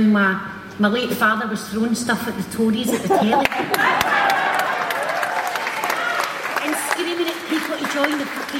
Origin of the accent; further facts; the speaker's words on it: Glasgow, Scotland, United Kingdom; growing up in the East End of Glasgow during the Thatcher years